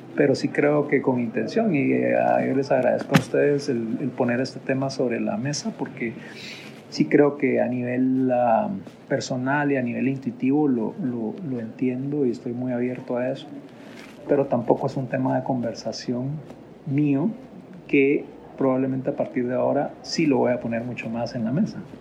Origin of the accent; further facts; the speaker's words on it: Guatemala; nosotros nacimos en Guatemala, estamos en Guatemala